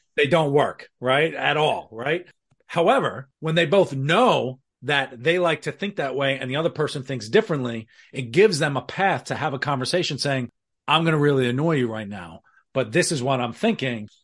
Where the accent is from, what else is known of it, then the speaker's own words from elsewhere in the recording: New York City, New York, United States; my Irish background in the Bronx